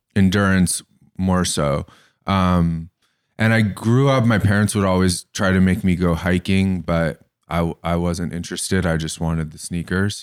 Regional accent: Bay Area, California, United States; also born or lived in Larkspur, California; I grew up in the Bay Area, and I went to kind of a hippie elementary school, and I moved to the burbs to go to high school

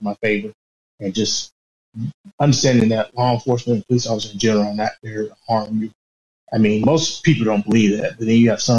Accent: Augusta, Georgia, United States; I'm from Augusta, Georgia

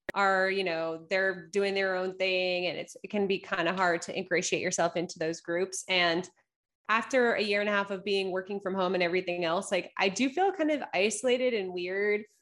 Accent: East Coast, United States; moved away as an adult; now in Los Angeles, United States; I grew up on the East Coast, spent nearly twenty-seven years of my life on the East Coast

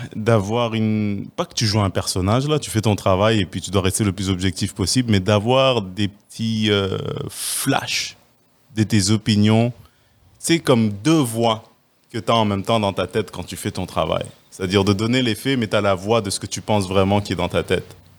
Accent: Quebec, Canada; on est chanceux en tant que Québécois

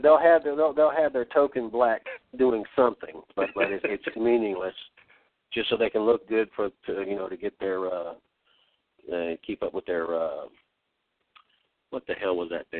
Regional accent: United States; I grew up just outside D.C., man.

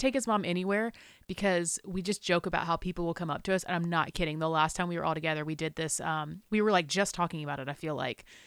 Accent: South Carolina, United States; I grew up in South Carolina

